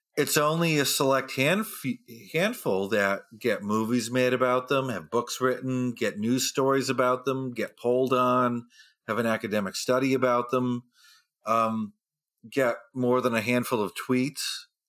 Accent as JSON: {"language": "English", "region": "New Hampshire", "country": "United States", "tie": "born or raised there", "moved": "yes", "said": "I'm from New Hampshire, and we have the first primary in the nation there. So I grew up in a state where we met all the president"}